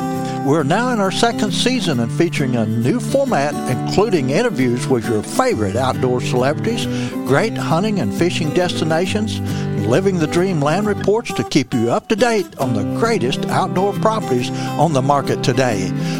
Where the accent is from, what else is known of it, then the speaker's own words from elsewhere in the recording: Missouri Bootheel, United States; But I'm originally from Missouri Boot Hill. I grew up Muddy Water, you know.